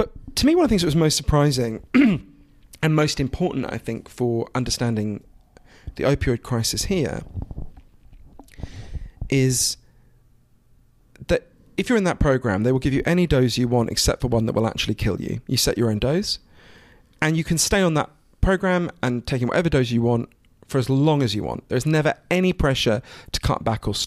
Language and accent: English; United Kingdom; also born or lived in Switzerland (ancestry) / United States; I'm obviously British and I spend a lot of my time here in the US